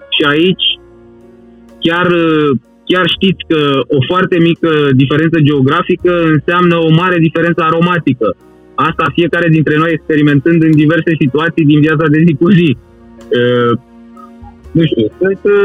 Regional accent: Satu Mare, Satu Mare County, Romania; eu sunt din Ardealul extrem, din satul mare

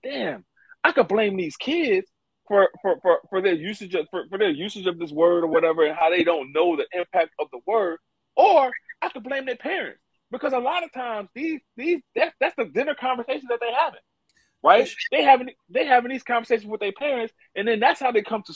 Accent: the South, United States; Growing up in the South

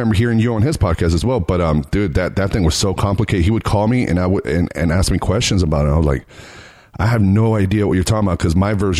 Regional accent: United States; Dude, as an American, I apologize.

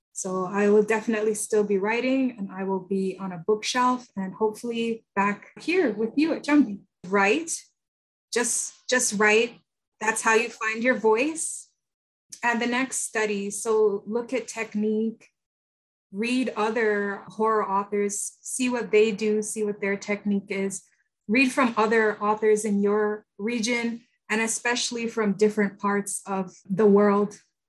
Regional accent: Jamaica; now in Canada; I'm not the same as a Jamaican in Canada as I would be if I were still on the island.

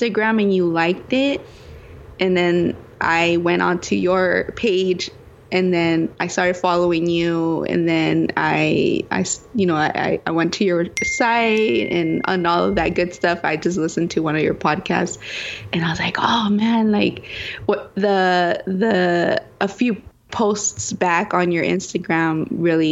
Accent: California, United States; accent: Spanish; also born or lived in Mexico; My family is from Mexico and I was actually born in Mexico, but I grew up here in California

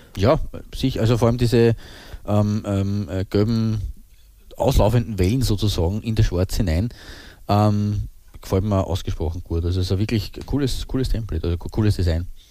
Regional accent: Austria; wir sind Österreicher

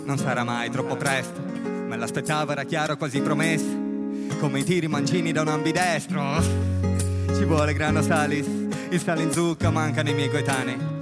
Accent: Friuli-Venezia Giulia, Italy; in quanto friulani

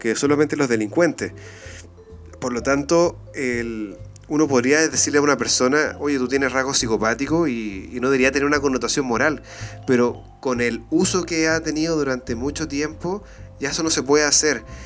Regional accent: Iquique, Tarapacá, Chile; now in Santiago, Chile; yo no soy de acá, yo soy de Iquique.

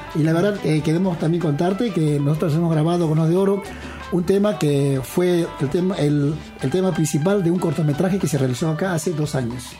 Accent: Peru; now in Argentina; yo soy peruano

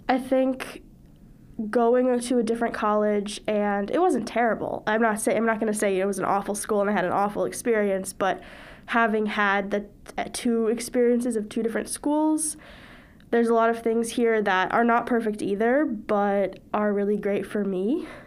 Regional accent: Kingston, New York, United States; I'm from Kingston, New York.

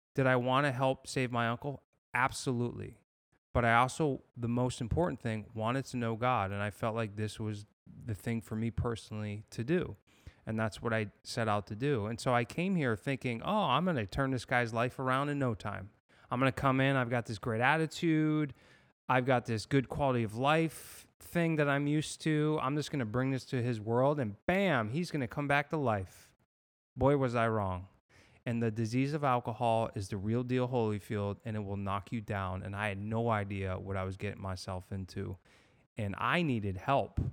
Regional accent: Massachusetts, United States; moved away as an adult; also born or lived in San Diego, United States / Los Angeles, United States; now in Fort Myers, United States; I grew up in Massachusetts

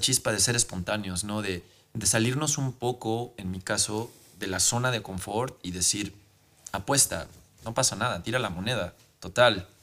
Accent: Mexico; en mi país

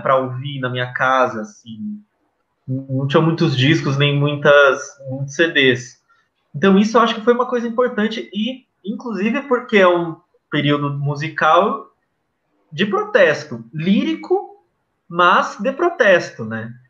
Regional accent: ABC Paulista, São Paulo, Brazil; a gente é do ABC, meu avô uh, participou das greves do ABC

